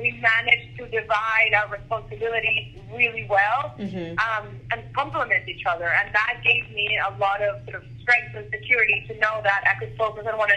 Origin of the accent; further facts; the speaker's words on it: Venezuela; I'm from Venezuela